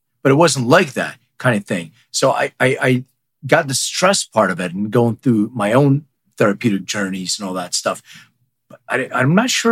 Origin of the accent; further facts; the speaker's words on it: Philadelphia, Pennsylvania, United States; English is a second language; also born or lived in Lithuania; I grew up in Philadelphia. I didn't know the language